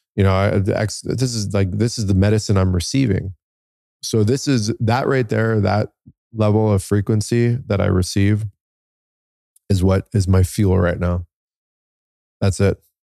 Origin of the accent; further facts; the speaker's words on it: United States; I'm Iranian, um, but I'm born here as American. My dad immigrated here